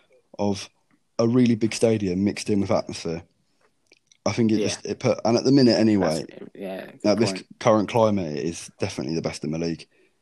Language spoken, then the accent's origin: English; Canterbury, South East England, United Kingdom; I'm obviously from Canterbury and I support Norwich